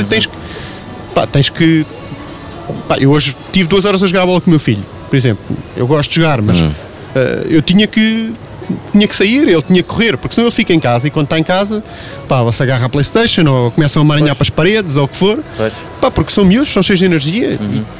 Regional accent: Lisbon, Portugal; moved away as an adult; now in Feijó, Portugal; eu sou dos Olivais ah. e fui para, para o Feijó depois que me casei.

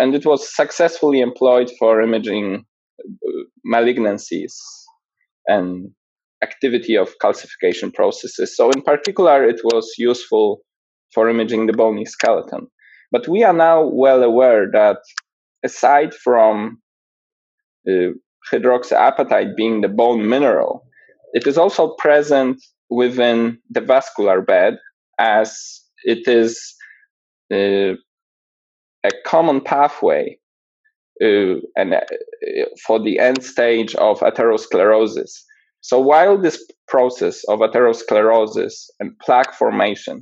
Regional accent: Poland; moved away as an adult; also born or lived in Edinburgh / Los Angeles; I was born and raised in Poland

